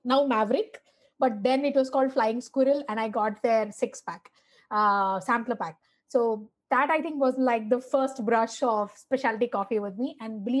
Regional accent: Chennai, Tamil Nadu, India; I'm from my name suggests, I'm from Madras, so which is the heart of Tamil Nadu, and we are raised and we're all fed filter coffee in bottles.

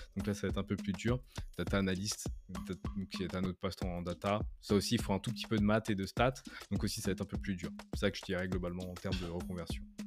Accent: France; moved away as an adult; now in Canada; je suis français, j'habite au Canada depuis maintenant plus de 7 ans.

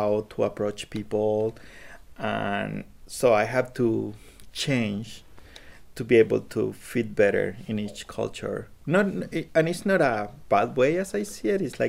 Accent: Colombia; English is a second language; now in United States; when I was in Colombia. Mm-hmm. That I didn't speak any English, but when I moved to the US

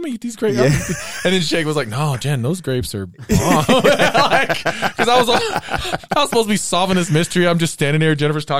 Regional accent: Southern US, United States; Well, I didn't grow up in the South, but I'm from the South.

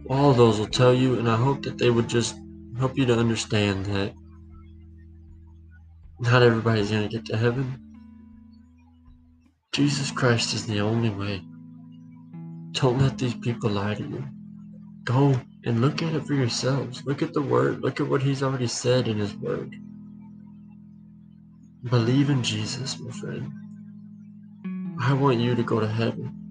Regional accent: United States; Well, well, God can hear me because I grew up in America

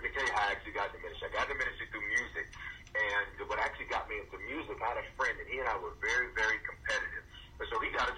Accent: Memphis, Tennessee, United States; also born or lived in Denver; I was born in Denver, but raised in Memphis. And the inner city of Memphis, South Memphis

